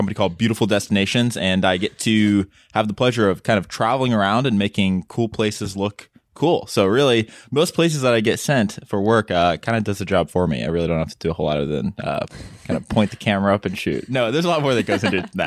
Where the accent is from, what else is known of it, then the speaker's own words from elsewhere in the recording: Midwest, United States; we're Caucasian family from the Midwest